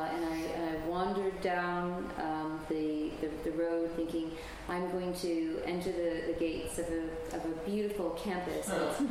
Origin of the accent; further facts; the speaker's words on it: United States; now in London, United Kingdom; as an American coming to London